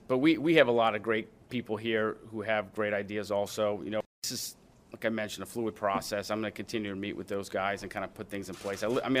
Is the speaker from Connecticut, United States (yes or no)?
no; New Orleans, Louisiana, United States; moved away as an adult; now in Pittsburgh, United States; I was born and raised in New Orleans